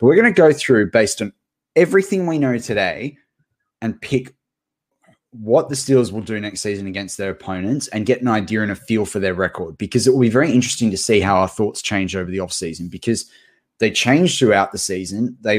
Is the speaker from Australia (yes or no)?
yes; Australia; These Aussies are just being absolute larrikins. And if you haven't heard us use larrikins before as Aussie slang